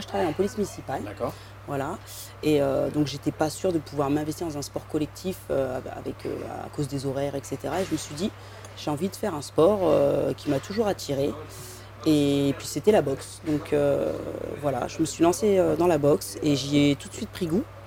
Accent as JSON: {"language": "French", "town": "Compiègne", "region": "Hauts-de-France", "country": "France", "tie": "born or raised there", "moved": "yes", "said": "Je joue au foot à Compiègne, dans l'Oise, là où j'ai grandi"}